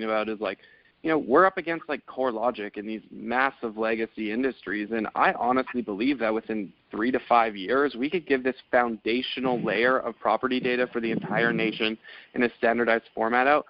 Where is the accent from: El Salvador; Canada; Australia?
Canada; moved away as an adult; now in United States; I'm originally from Canada